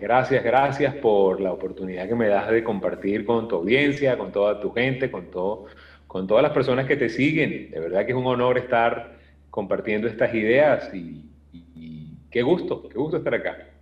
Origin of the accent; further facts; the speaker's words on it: Venezuela; que lo decimos mucho en Venezuela